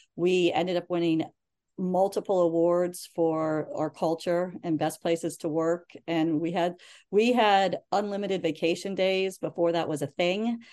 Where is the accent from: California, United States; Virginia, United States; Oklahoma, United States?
Virginia, United States; Reston; also born or lived in Turkey / Harrisonburg, Virginia; I grew up in Northern Virginia